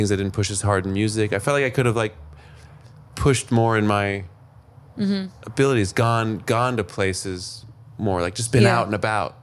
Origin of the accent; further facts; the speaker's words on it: Los Angeles, California, United States; moved away as an adult; also born or lived in New York; I was born